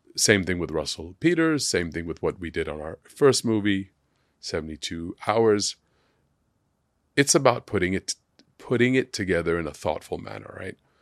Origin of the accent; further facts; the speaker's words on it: Hong Kong; growing up in Hong Kong